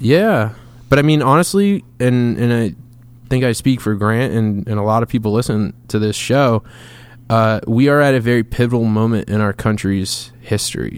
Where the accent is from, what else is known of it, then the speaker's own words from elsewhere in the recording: Massachusetts, United States; I'm from Massachusetts